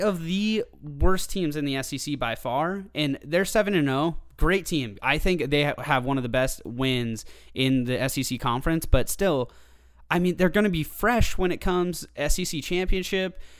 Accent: the Northwest, Pacific Northwest, United States; I'm from the Northwest

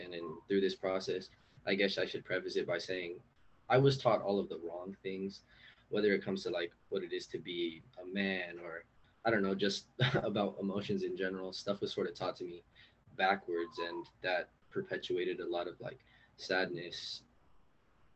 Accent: Los Angeles, California, United States; I'm from East LA.

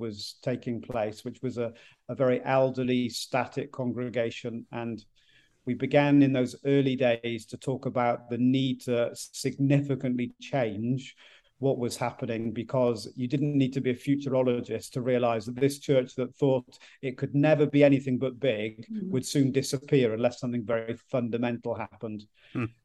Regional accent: South Wales, United Kingdom; moved away as an adult; now in Ipswich, United Kingdom; we grew up in South Wales, so the west part of Great Britain, the United Kingdom, and moved as far as we could to the other side without getting wet as missionaries from Wales to England almost 30 years ago.

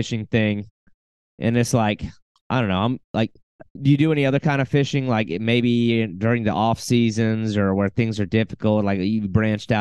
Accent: South Carolina, United States; also born or lived in Arkansas; now in Florida, United States; I grew up around the coast in South Carolina

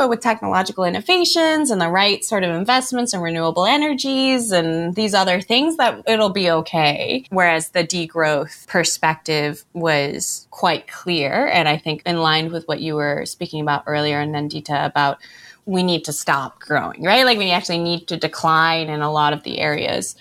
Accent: United States; I'm from the United States

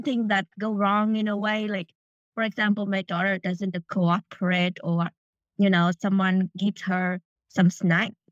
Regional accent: Vietnam; moved away; I grew up in Vietnam

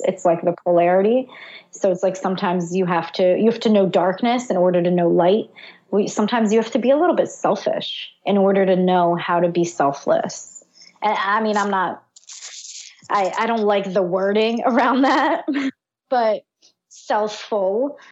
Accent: Israel; I was born in Israel during a war

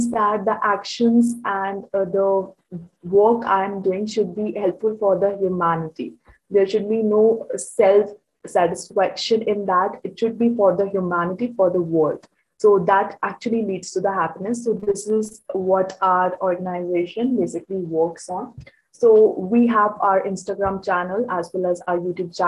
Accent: Chandigarh, India; I'm from Chandigarh, India, and presently I'm in grade 12

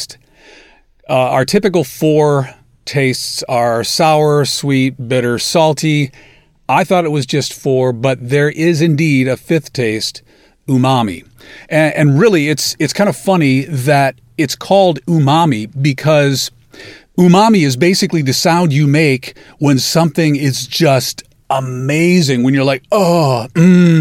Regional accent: Illinois, United States; moved away as an adult; also born or lived in Chicago, Illinois; now in Alabaster, Alabama, United States; I'm from Illinois

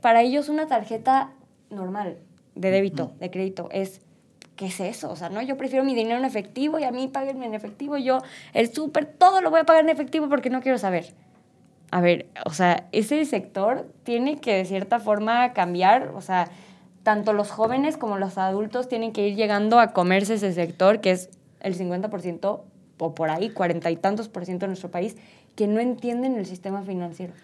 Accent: Mexico; nuestro país

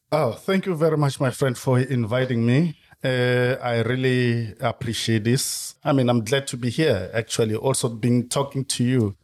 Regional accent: Soweto, Gauteng, South Africa; moved away as an adult; also born or lived in Limpopo / Cape Town; I was born and lived in Soweto throughout

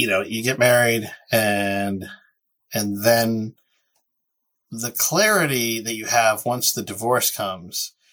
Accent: United States; we're American.

